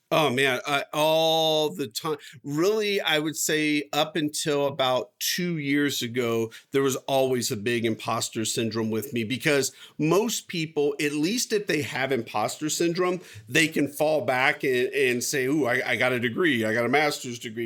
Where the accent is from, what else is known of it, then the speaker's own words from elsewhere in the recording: United States; I was born here. I was born in the United States.